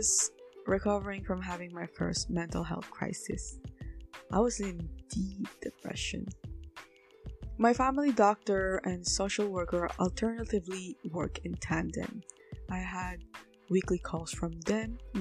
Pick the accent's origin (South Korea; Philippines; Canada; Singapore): Philippines; as a Filipino who claims herself to be an activist